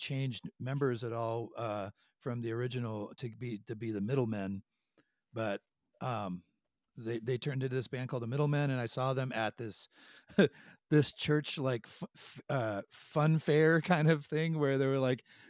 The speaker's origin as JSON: {"language": "English", "town": "Portland", "region": "Oregon", "country": "United States", "tie": "born or raised there"}